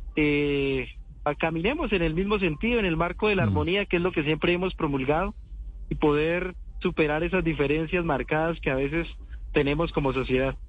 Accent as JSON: {"language": "Spanish", "region": "southwestern Colombia", "country": "Colombia", "said": "como suroccidente colombiano, eh, como pueblo NASA"}